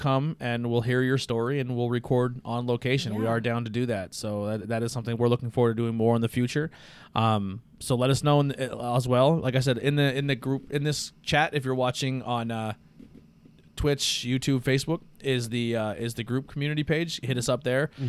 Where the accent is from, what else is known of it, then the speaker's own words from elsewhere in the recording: Monty City, Pennsylvania, United States; growing up in Monty City for a long time